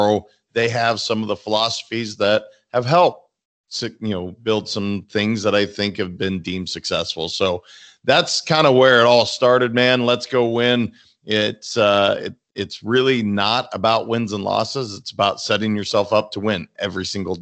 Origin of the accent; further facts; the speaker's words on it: Montana, United States; now in Boca Raton, United States; I'm from Montana